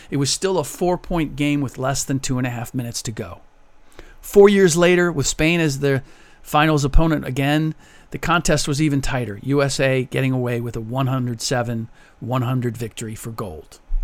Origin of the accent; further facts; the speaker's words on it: United States; first language German; English is a second language; I'm a first generation American. My first language was German.